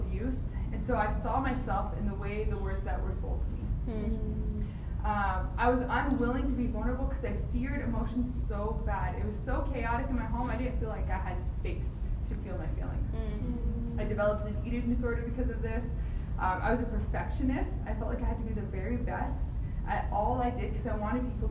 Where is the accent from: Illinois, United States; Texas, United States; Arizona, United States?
Arizona, United States; Phoenix; now in Miami, United States; I grew up in Phoenix, Arizona